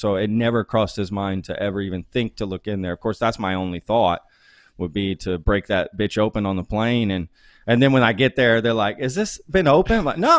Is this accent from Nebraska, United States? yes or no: yes; Omaha, Nebraska, United States; born there; by the time I was born in 79, I was born in Omaha because that's where he was stationed.